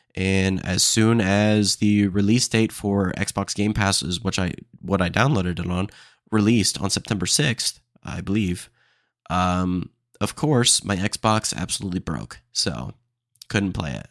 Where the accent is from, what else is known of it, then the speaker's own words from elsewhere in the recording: Austin, Texas, United States; I'm from Austin, Texas